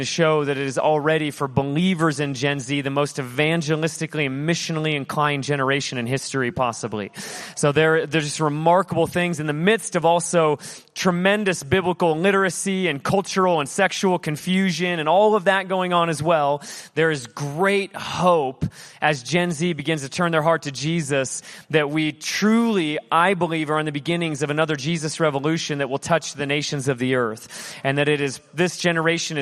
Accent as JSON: {"language": "English", "region": "Alaska", "country": "United States", "moved": "yes", "lives_now": "Hawaii, United States", "said": "I do live in Hawaii. I'm originally from Alaska"}